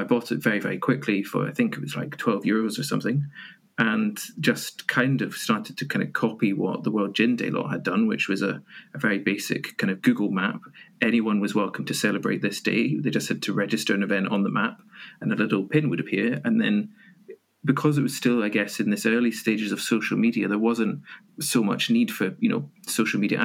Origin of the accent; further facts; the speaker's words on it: Edinburgh, Scotland, United Kingdom; also born or lived in Aberdeen; I'm from Edinburgh